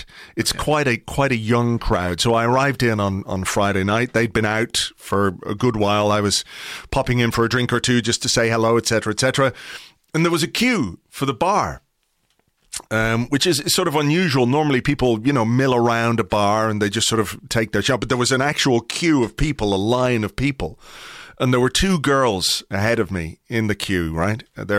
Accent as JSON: {"language": "English", "town": "Kimmage", "region": "County Dublin", "country": "Ireland", "said": "No, I'm from Kimmage, just up the road here."}